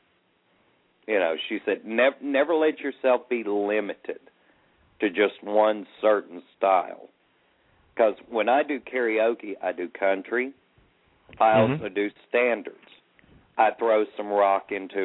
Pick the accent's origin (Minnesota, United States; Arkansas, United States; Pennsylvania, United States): Arkansas, United States; I grew up in Arkansas